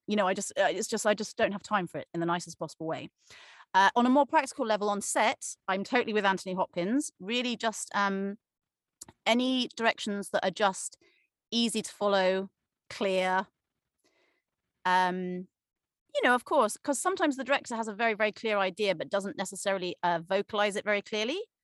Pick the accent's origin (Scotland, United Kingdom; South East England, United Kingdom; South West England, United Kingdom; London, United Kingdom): South West England, United Kingdom; Cornwall; moved away as an adult; also born or lived in Leeds; I grew up in Cornwall, England.